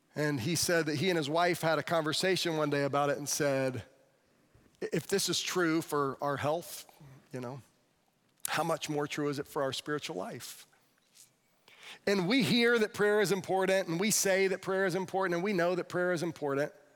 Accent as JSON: {"language": "English", "region": "Florida", "country": "United States", "said": "the kid from Florida"}